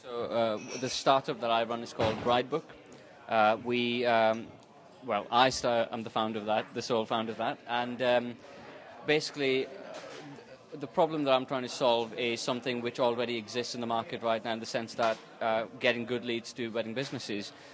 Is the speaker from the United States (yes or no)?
no; India; moved away as an adult; now in Manchester, United Kingdom; I'm from India, half Portuguese, half Indian. Um, I moved to Manchester about four years ago.